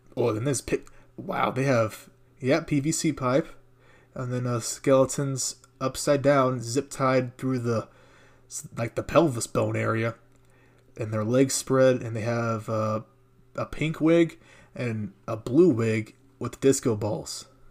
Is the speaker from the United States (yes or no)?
yes; United States; I'm American.